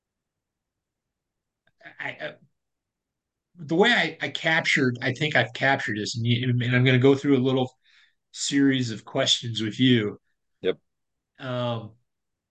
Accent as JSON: {"language": "English", "region": "Midwest", "country": "United States", "tie": "born or raised there", "moved": "as an adult", "said": "We're both from the Midwest"}